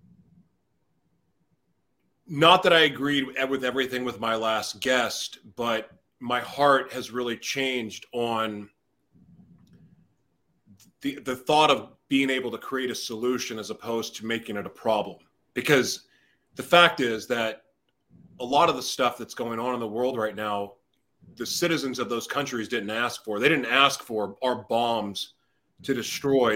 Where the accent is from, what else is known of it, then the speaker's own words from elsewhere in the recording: United States; I grew up in America